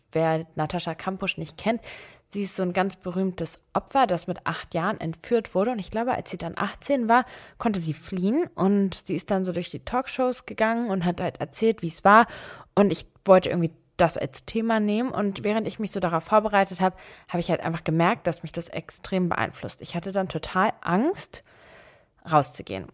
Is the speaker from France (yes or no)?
no; Berlin, Germany; Ich bin mit meiner Mutter alleine in Berlin aufgewachsen, hier auch geboren